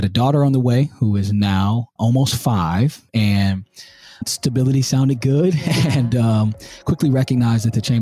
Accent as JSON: {"language": "English", "town": "Durham", "region": "North Carolina", "country": "United States", "tie": "born or raised there", "also_born_or_lived": "Los Angeles / New York / Philadelphia", "moved": "as an adult", "lives_now": "Peoria, United States", "said": "I'm from Durham, North Carolina"}